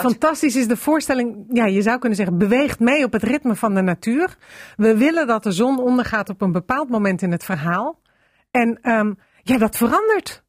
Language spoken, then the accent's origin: Dutch; Amsterdam, North Holland, Netherlands; ik kom uit Amsterdam